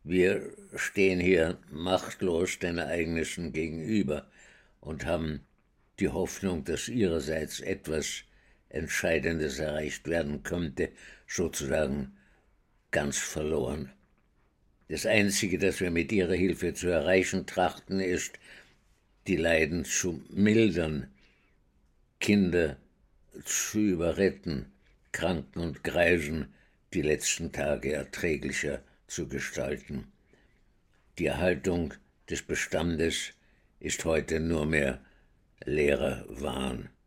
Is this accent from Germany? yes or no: no; Vienna, Austria; Ich bin in Wien geboren 1921 und äh, bin dort äh, aufgewachsen in einer jüdischen Gemeinde, die nicht sehr orthodox war